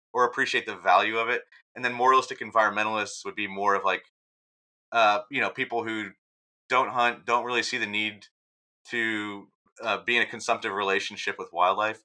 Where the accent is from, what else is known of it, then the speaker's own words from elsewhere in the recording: Texas, United States; the people I grew up with in Texas